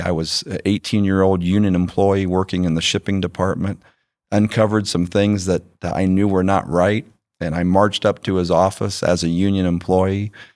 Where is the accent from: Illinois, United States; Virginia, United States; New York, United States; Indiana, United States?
Indiana, United States; Winona Lake; moved away as an adult; also born or lived in Warsaw, Indiana / Cleveland, Ohio; I was raised in Winona Lake, Indiana